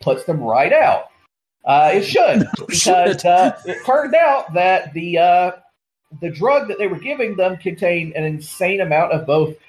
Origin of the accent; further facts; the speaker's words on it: Georgia, United States; a pharmacist in my home state of Georgia